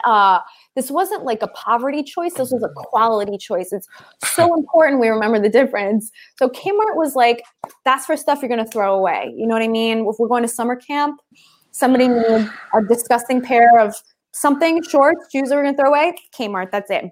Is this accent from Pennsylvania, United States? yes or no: yes; Philadelphia, Pennsylvania, United States; I grew up in Philly